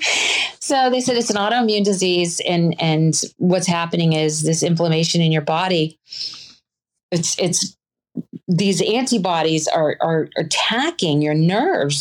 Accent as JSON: {"language": "English", "region": "the South", "country": "United States", "also_born_or_lived": "Virginia / North Carolina", "moved": "yes", "said": "I was from the South originally."}